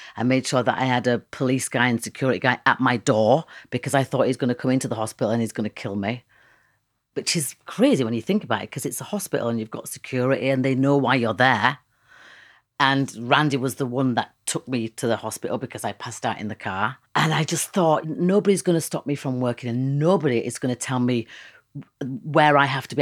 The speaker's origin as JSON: {"language": "English", "town": "Leeds", "region": "Yorkshire and the Humber", "country": "United Kingdom", "said": "I know where I come from. I'm from Leeds"}